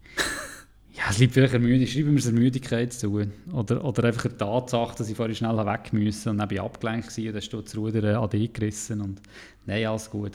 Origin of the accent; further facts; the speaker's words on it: Interlaken, Bern, Switzerland; dort, wo ich herkomme, in Interlaken